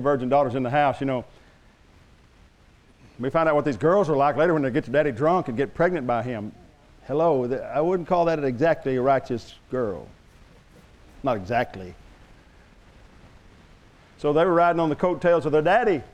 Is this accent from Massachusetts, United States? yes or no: no; Oklahoma, United States; I'm from Oklahoma